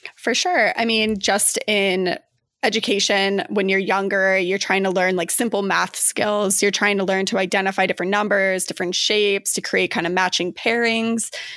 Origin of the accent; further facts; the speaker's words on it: Flagstaff, Arizona, United States; also born or lived in Chicago suburbs, Illinois; now in Chicago, United States; I'm originally from Flagstaff, Arizona, currently reside in the suburbs of Chicago.